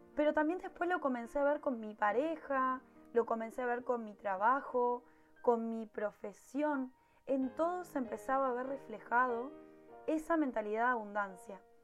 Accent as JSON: {"language": "Spanish", "country": "Uruguay", "said": "en mi país, en Uruguay"}